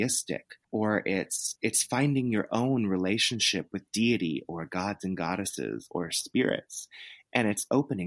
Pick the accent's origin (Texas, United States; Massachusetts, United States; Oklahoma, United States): Texas, United States; I grew up in the South in Texas, and you know, it's the Bible Belt